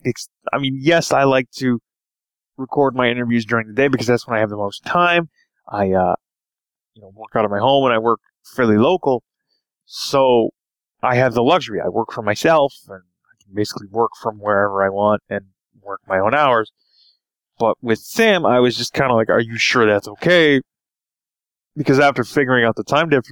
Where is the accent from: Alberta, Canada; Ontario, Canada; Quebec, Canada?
Ontario, Canada; Toronto; I am from Toronto, Canada